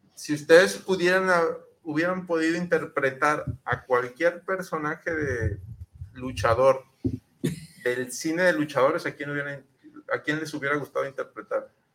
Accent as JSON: {"language": "Spanish", "country": "Mexico"}